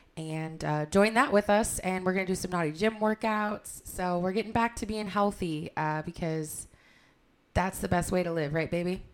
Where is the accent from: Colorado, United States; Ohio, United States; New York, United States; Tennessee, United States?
Ohio, United States; Cleveland; we're from Cleveland.